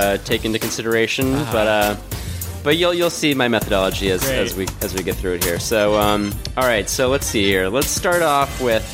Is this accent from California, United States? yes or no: no; Philadelphia, Pennsylvania, United States; my hometown